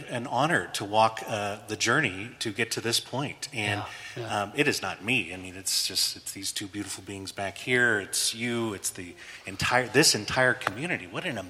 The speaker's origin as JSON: {"language": "English", "region": "the South", "country": "United States", "accent": "Southern", "said": "I went to school, but I went to school to lose my Southern accent."}